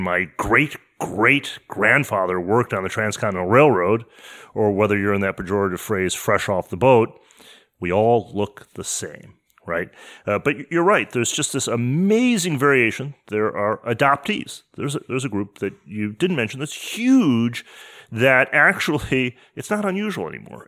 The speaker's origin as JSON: {"language": "English", "town": "Detroit", "region": "Michigan", "country": "United States", "tie": "born or raised there", "also_born_or_lived": "East Coast", "moved": "as an adult", "lives_now": "San Francisco, United States", "said": "I grew up in Detroit in the nineteen seventies."}